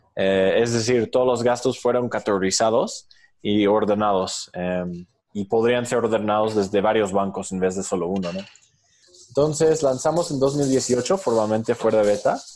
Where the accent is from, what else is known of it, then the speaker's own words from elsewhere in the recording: New York, United States; moved away as an adult; now in Mexico; Yo soy originario de Nueva York, hice mi, mi Fulbright eh, beca aquí y es como vine a México hace cinco años